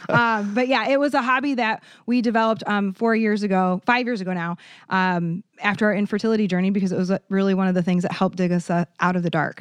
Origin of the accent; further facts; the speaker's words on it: Iowa, United States; now in Saint Louis, United States; I'm from Iowa, the cornfield